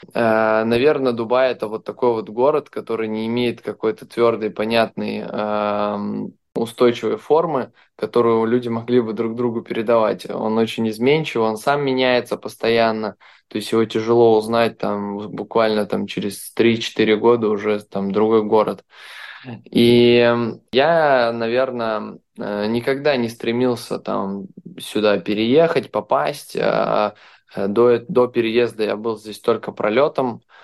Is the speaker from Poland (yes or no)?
no; Belarus; now in Dubai, United Arab Emirates; Я сам из Беларуси